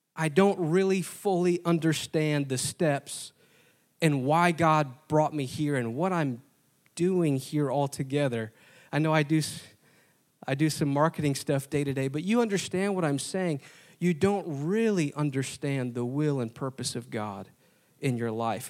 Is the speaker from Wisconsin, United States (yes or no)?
yes; Wisconsin, United States; moved away as an adult; now in Indianapolis, United States; I didn't grow up here. I grew up in Wisconsin